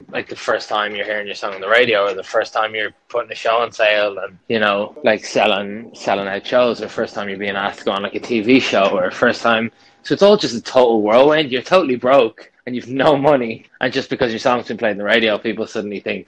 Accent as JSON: {"language": "English", "town": "Dublin", "region": "Leinster", "country": "Ireland", "said": "I'm a nobody from Dublin"}